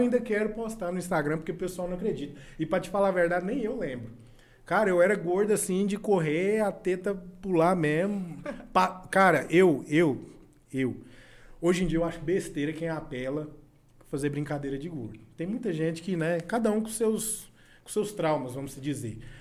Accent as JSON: {"language": "Portuguese", "town": "Jataí", "region": "Goiás", "country": "Brazil", "also_born_or_lived": "Goiânia", "said": "Eu sou da minha cidade, eu carrego o nome da minha cidade, eu sou daqui"}